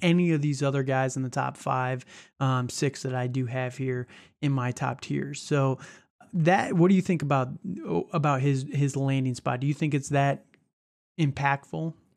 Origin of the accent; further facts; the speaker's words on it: outside of Chicago, Illinois, United States; I grew up outside of Chicago.